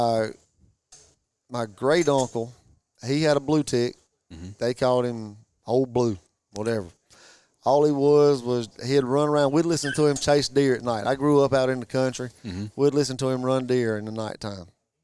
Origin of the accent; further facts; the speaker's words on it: Whitmire, South Carolina, United States; We're from South Carolina